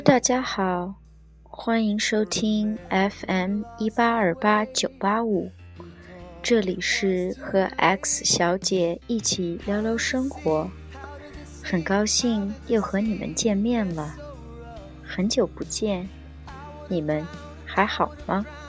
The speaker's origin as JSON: {"language": "Chinese", "country": "China", "moved": "as an adult", "lives_now": "United States", "said": "作为一个中国人在美国有种种的签证的问题"}